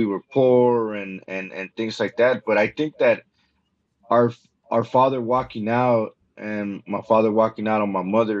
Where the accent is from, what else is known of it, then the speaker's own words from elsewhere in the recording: Los Angeles, California, United States; I was born and raised in South Central Los Angeles